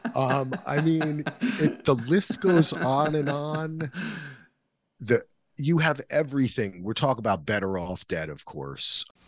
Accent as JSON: {"language": "English", "region": "New Jersey", "country": "United States", "tie": "born or raised there", "said": "I grew up in Jersey"}